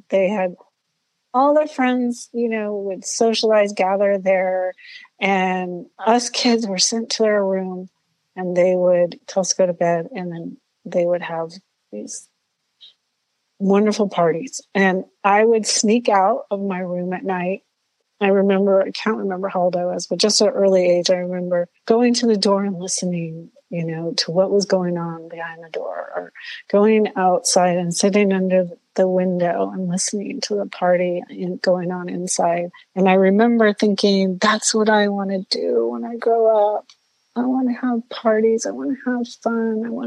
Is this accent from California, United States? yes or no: yes; Southern California, United States; I grew up in Southern California, a very loving home, lots of love.